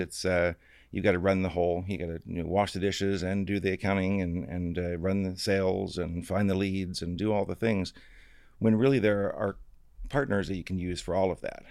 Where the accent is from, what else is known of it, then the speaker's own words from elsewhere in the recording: Florida, United States; I came from Florida. Uh, my dad actually is an alligator trapper